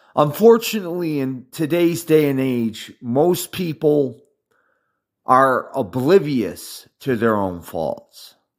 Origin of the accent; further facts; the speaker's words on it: United States; I'm an American